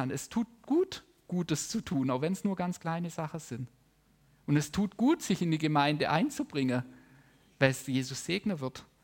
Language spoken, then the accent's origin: German; Baden-Württemberg, Germany; das muss ich als Schwabe auch lernen